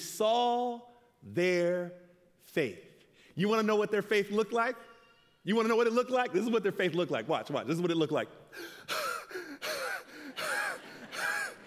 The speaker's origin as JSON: {"language": "English", "town": "Loma Linda", "region": "California", "country": "United States", "said": "I'm from Loma Linda."}